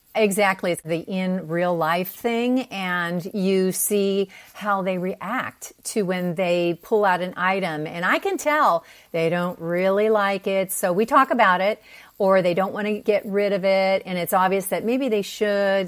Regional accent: Pennsylvania, United States; moved away as an adult; also born or lived in Park City, Utah; now in San Diego, United States; I grew up in Pennsylvania.

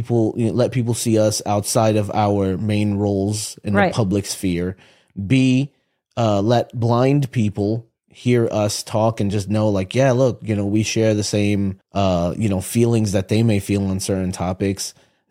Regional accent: Utica, New York, United States; Upstate. I'm from Utica.

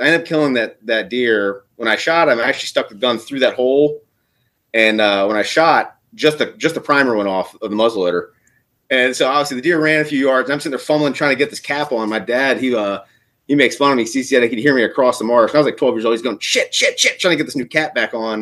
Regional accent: Eastern Shore, Maryland, United States; also born or lived in Virginia; I grew up on the Eastern Shore, Maryland. So we grew up hunting sika deer

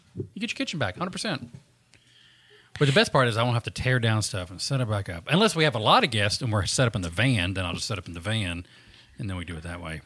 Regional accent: Southern America, United States; accent: Southern

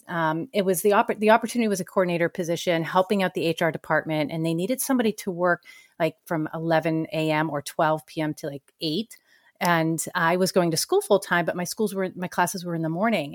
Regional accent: Danvers, Massachusetts, United States; moved away as an adult; also born or lived in San Francisco Bay Area; I grew up in a small town north of Boston, about twenty miles north called Danvers, Mass

